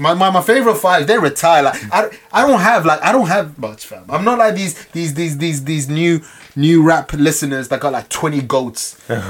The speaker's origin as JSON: {"language": "English", "region": "London", "country": "United Kingdom", "said": "I'm still English. I'm still London."}